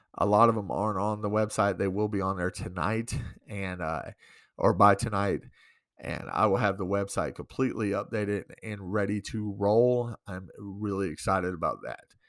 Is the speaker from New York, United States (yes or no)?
yes; New York, United States; now in Great Falls, United States; I'm from New York